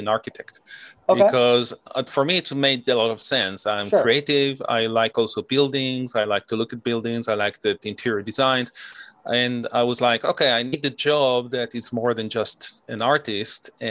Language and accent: English; Israel; moved away; I'm originally from Israel